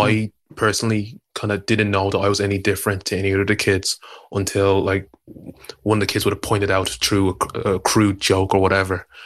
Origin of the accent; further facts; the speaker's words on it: Dublin, Leinster, Ireland; moved away as an adult; now in United Kingdom; I'm twenty-five years old and I'm from South Dublin.